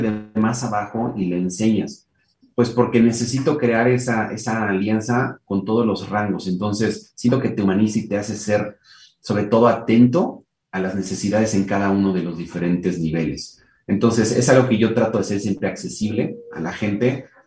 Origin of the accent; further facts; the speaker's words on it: Mexico; soy mexicano de nacimiento